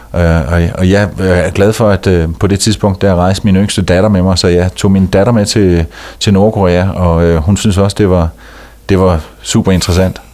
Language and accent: Danish; Denmark; moved away as an adult; hjemme i Danmark